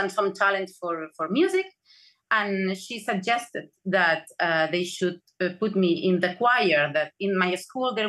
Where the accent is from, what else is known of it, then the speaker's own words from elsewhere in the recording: Barcelona, Catalonia, Spain; I was born in Barcelona